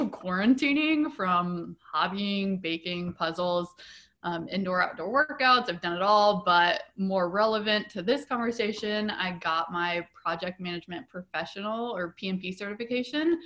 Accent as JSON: {"language": "English", "region": "Nebraska", "country": "United States", "tie": "born or raised there", "also_born_or_lived": "Denver, Colorado", "moved": "as an adult", "lives_now": "Portland, United States", "said": "I was born and raised in Nebraska"}